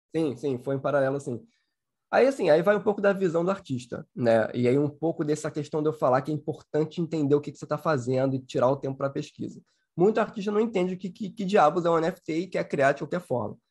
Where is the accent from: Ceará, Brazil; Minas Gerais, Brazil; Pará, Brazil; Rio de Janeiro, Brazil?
Rio de Janeiro, Brazil; Sou carioca